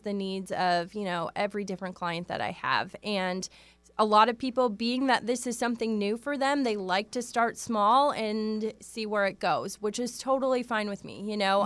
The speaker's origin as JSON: {"language": "English", "region": "Wisconsin", "country": "United States", "tie": "born or raised there", "moved": "as an adult", "lives_now": "Seattle, United States", "said": "I grew up in Wisconsin"}